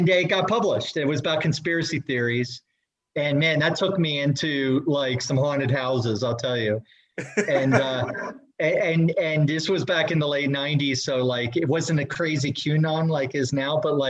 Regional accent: New Jersey, United States; I grew up in New Jersey.

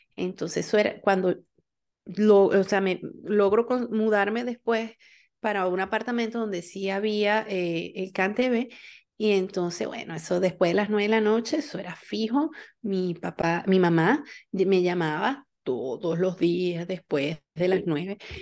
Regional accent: San Cristóbal, Táchira, Venezuela; also born or lived in Barquisimeto; yo salí de San Cristóbal, las pasantías las hice en Barquisimeto

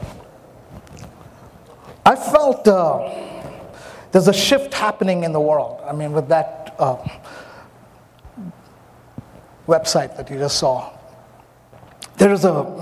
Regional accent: India; also born or lived in Myanmar; I'm an Indian, I'm very soulish, and I don't apologize, I'm an Indian

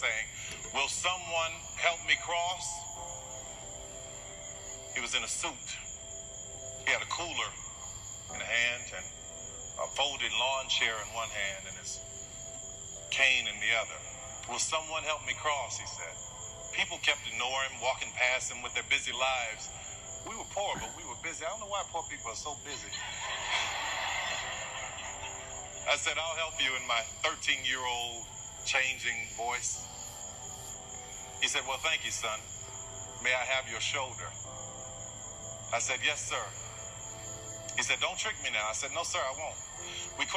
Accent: New Orleans, Louisiana, United States; I grew up in New Orleans.

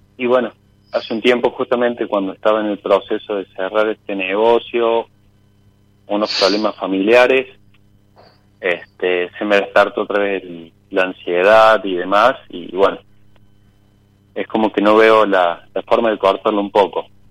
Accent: Córdoba, Argentina; Soy de Córdoba Capital.

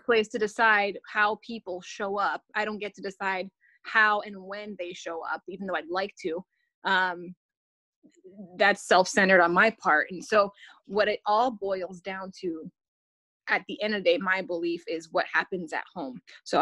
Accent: Canada; I'm a Canadian

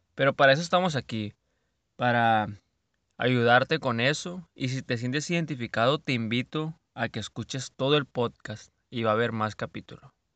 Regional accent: Culiacán, Sinaloa, Mexico; Así decimos aquí en Sinaloa. No les haya dicho, soy de Culiacán, Sinaloa.

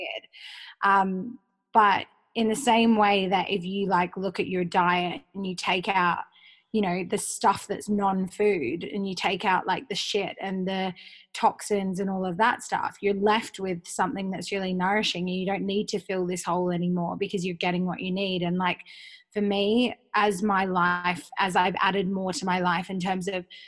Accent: Perth, Western Australia, Australia; also born or lived in Sydney; I'm from Perth, everything's super insular.

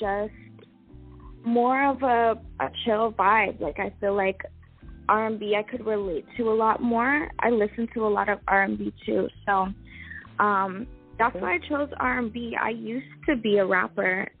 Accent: Toronto, Ontario, Canada; I grew up in and around Toronto

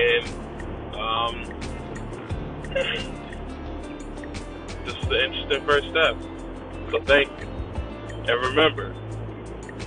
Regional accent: Philadelphia, Pennsylvania, United States; I'm from Philadelphia, Philly

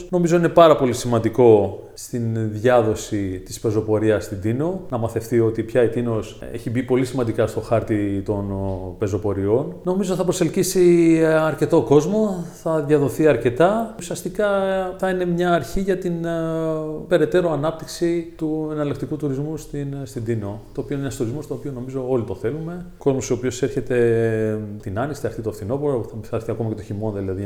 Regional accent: Athens, Attica, Greece; moved away as an adult; now in Tinos, Greece; μεγάλωσα στην Αθήνα, συγκεκριμένα στον Άγιο Δημήτριο

